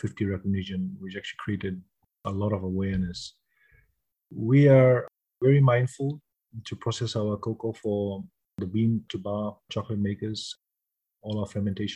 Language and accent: English; Fiji; moved away; I was born in the Fiji Islands and grew up over there.